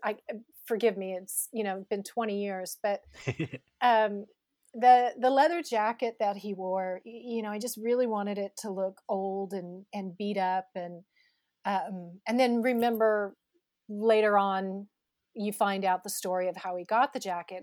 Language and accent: English; Northern California, United States; I grew up in Northern California